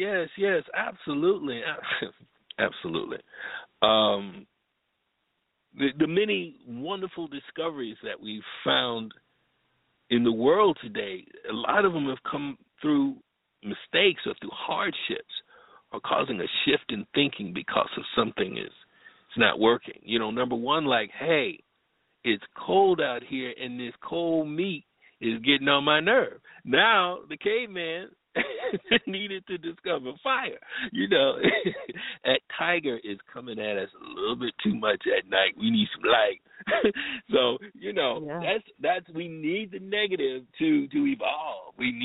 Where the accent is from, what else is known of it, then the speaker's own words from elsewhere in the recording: Bloomfield, Connecticut, United States; also born or lived in Riverside, California; I was born in Riverside. I was born in Riverside, California. I was an Air Force baby. And moved to Connecticut, moved to Hartford, Connecticut. Actually, it's Bloomfield, Connecticut for the Connecticuters out there. Stayed there until I was 10 years old.